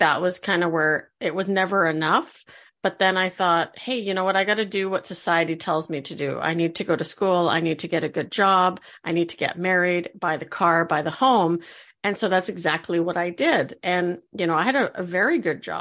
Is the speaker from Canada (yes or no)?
yes; Canada; I live in Canada. I'm the Canadian of our hosts